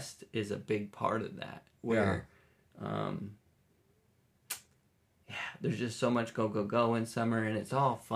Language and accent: English; Minnesota, United States; moved away; I grew up in Minnesota, so winter was long, and it was gray, and it was cold.